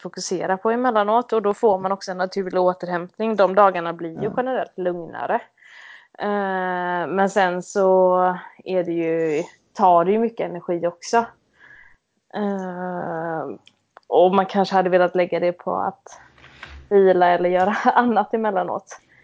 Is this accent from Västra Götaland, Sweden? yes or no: yes; Mölnlycke, Västra Götaland, Sweden; also born or lived in Gothenburg; jag är född och uppvuxen i Göteborg. Eh, strax utanför eh, en liten stad som heter Mölnlycke